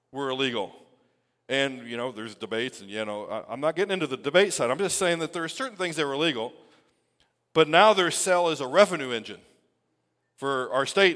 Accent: United States; we celebrate our freedom as an American people

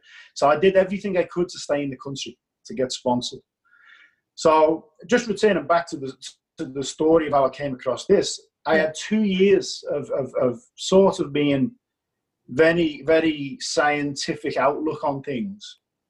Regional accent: Liverpool, North West England, United Kingdom; accent: English; now in Australia; Liverpool, England.

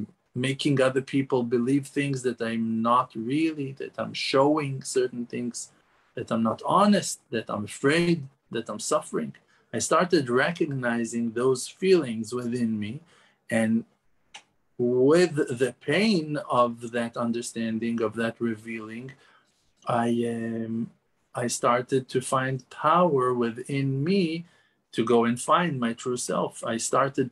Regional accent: Jerusalem, Jerusalem District, Israel; I was born in Yerushalayim, in Jerusalem, and lived in Eretz Israel all my life

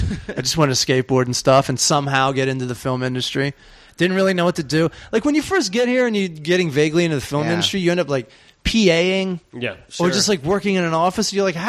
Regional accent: Lexington Park, Maryland, United States; moved away as an adult; now in Los Angeles, United States; Southern Maryland. I'm from the sticks, homie. Nobody knows where I'm from.

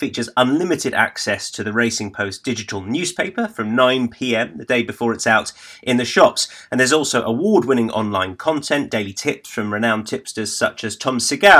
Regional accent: United Kingdom; as a Brit watching on

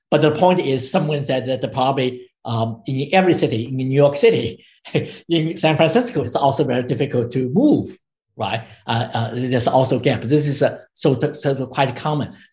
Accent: China; I grew up in China

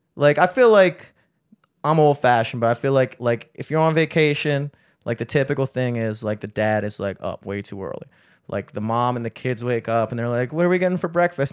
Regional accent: Towson, Maryland, United States; we grew up in Towson

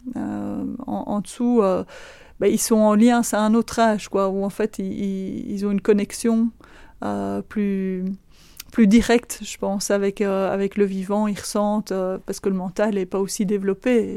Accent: Florennes-Philippeville area, Wallonia, Belgium; also born or lived in Vezin, Andenne, Belgium; now in Andenne, Belgium; je ne suis pas originaire d'ici. Je suis originaire du côté de Florène-Philippeville

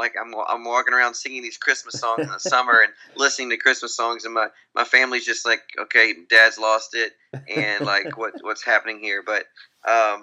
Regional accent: Grand Saline, Texas, United States; I grew up in a very small little town in Texas. I'm from East Texas, and a town of about 2,000 people, and called Grand Saline, Texas.

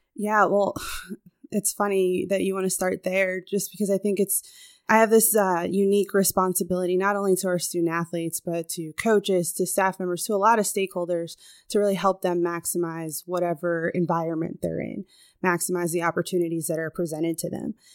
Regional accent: Chicago, Illinois, United States; moved away as an adult; also born or lived in Southern California; So I was born on the West Coast, Southern California girl, but I grew up in the Midwest, Chicago, right here

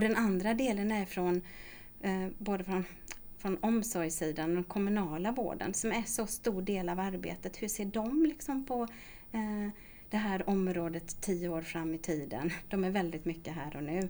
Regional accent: Småland, Sweden; accent: Småland dialect; also born or lived in Gothenburg, Sweden; now in Stockholm, Sweden; min dialekt. För den hörs nämligen precis när jag pratar att jag kommer från Småland

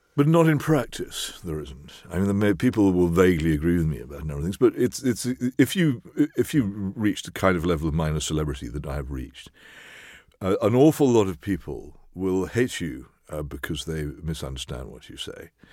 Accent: England, United Kingdom; It's part of being English, as far as I'm concerned. I couldn't be anything else

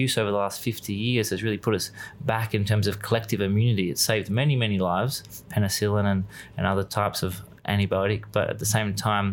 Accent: Australia; moved away; also born or lived in Byron Bay / west coast of Australia; over here being Australian

